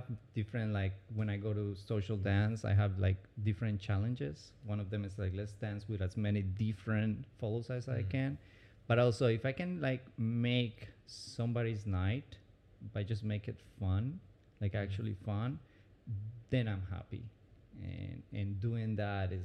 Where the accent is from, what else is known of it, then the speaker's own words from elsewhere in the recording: Medellín, Antioquia, Colombia; English is a second language; moved away as an adult; also born or lived in Orlando, Florida; now in United States; I was born in Medellin, Colombia, one of the most dangerous cities actually in the 90s